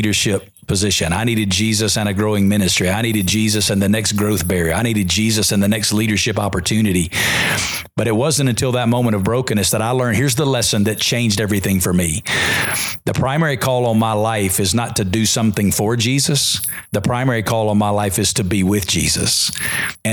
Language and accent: English; Alabama, United States; moved away as an adult; now in Las Vegas, United States; because I'm from Alabama.